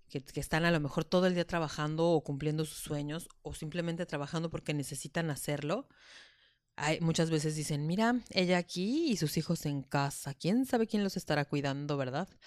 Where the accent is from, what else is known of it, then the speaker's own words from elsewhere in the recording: Madrid, Community of Madrid, Spain; born there; Yo nací en Madrid.